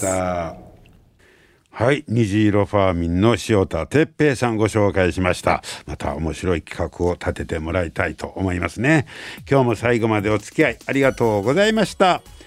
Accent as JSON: {"language": "Japanese", "town": "Takasago", "region": "Hyogo", "country": "Japan", "tie": "born or raised there", "said": "高砂出身"}